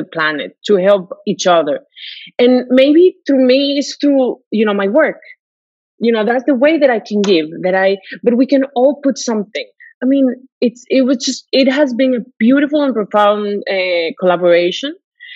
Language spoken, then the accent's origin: English; Mexico; moved away; I come from Mexico, so, you know, I have lived there